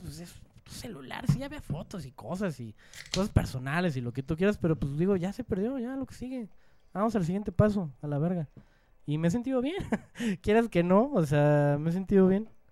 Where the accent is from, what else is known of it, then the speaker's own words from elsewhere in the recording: Mexico; soy mexicano